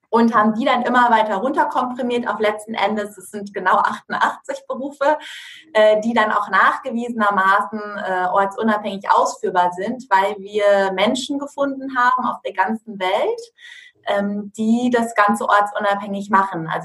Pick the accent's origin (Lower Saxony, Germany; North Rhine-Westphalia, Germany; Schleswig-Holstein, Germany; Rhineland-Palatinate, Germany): Lower Saxony, Germany; Ähm, ich komme aus der Nähe von Osnabrück